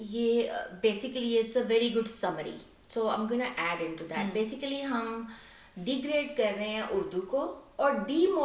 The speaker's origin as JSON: {"language": "Urdu", "country": "Pakistan", "moved": "yes", "said": "being اب پاکستانی"}